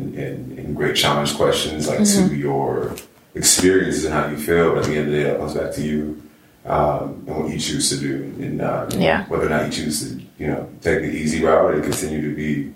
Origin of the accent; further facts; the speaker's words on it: Southern California, United States; also born or lived in Orange County / Inland Empire; I grew up in Southern California